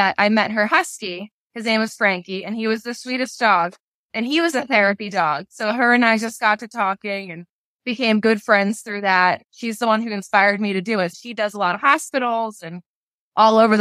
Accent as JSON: {"language": "English", "area": "Long Island", "region": "New York", "country": "United States", "said": "I'm from Long Island"}